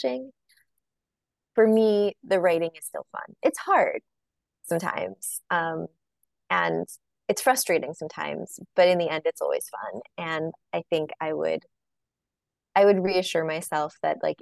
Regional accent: Long Island, New York, United States; I grew up on Long Island

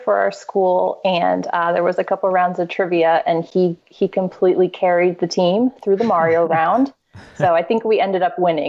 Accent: Virginia, United States; now in Philadelphia, United States; I'm originally from Virginia, but have been living in Philly for the past decade plus.

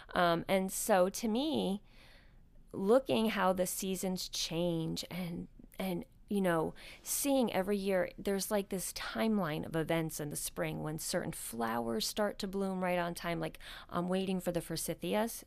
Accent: outside of New York City, United States; moved away; I grew up outside of New York City

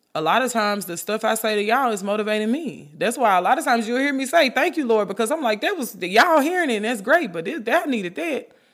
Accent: Memphis, Tennessee, United States; I'm from Memphis, I say junt.

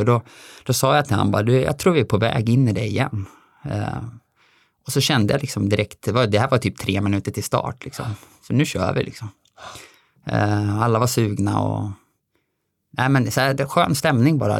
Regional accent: Dalarna County, Sweden; also born or lived in Alingsås area; now in Alingsås, Sweden; jag är ju från Dalarna

